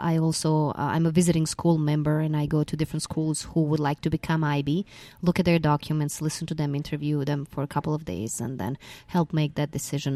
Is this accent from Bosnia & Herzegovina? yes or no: yes; Mostar, Federation of Bosnia and Herzegovina, Bosnia & Herzegovina; moved away as an adult; I'm originally a Croatian from Bosna and Herzegovina, and I started with the I B about ten years ago in my school in my hometown, Mostar.